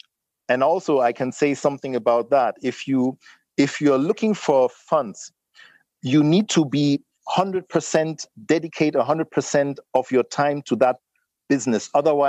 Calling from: Lagos, Nigeria; I'm not calling from London or something. I'm really here in Lagos, Nigeria, you know?

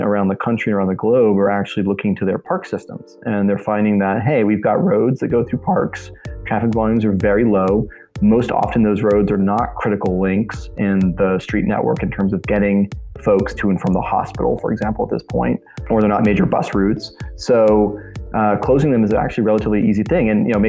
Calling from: Brooklyn, New York, United States; I am sitting at my kitchen table in Brooklyn, New York, in a neighborhood called Clinton Hill, which is just east of downtown Brooklyn.

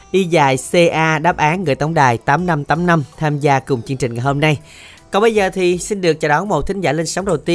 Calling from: Tan An, Long An, Vietnam; ở thành phố Tân An.

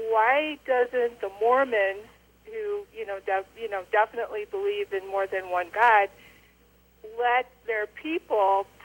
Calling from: northern Illinois, United States; I'm calling from Illinois

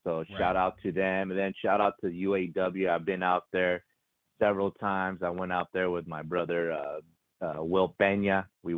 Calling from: California, United States; Out here in Southern California, we seem to be a little hotb

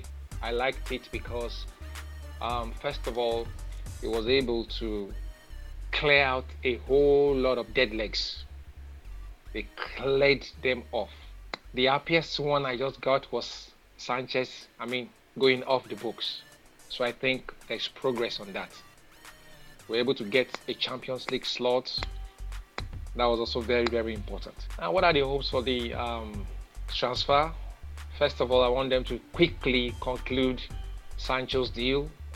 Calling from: Lagos, Nigeria; I'm calling from Lagos, Nigeria.

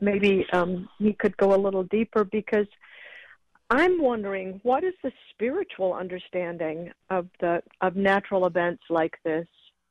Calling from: Los Angeles, California, United States; I'm calling from L.A.

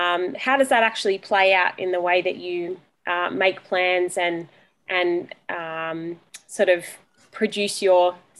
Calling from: Shellharbour, New South Wales, Australia; Yeah, so I'm at home in Shell Harbour, but I'm married to Matt, and we go to Jamboree Anglican Church, where I'm the mother's minister.

